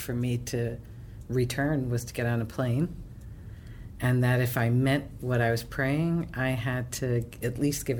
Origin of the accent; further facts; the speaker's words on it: New Jersey, United States; moved away as an adult; also born or lived in Israel; now in Jerusalem, Israel; I grew up in New Jersey in an Orthodox Jewish community